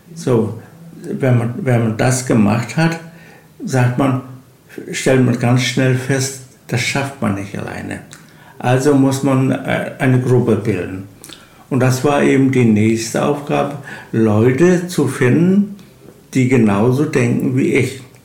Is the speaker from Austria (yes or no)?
no; Malliß, Mecklenburg-Vorpommern, Germany; ich bin gebürtiger Mallis, also Urkern Mallis, wie so, ein Baum gewachsen, Mallisser